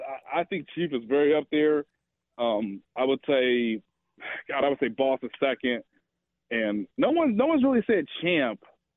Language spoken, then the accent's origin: English; Kansas City, Missouri, United States; And I'm telling basically the city that is my hometown